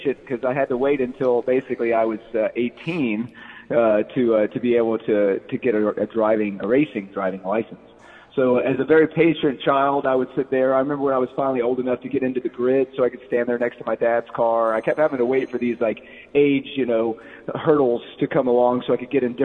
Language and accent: English; Lilburn, Georgia, United States; We grew up in Lilburn, Georgia